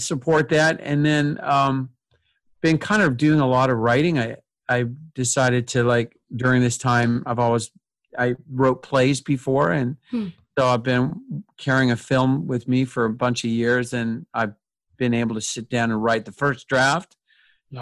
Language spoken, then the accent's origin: English; Canada; proud of being Canadian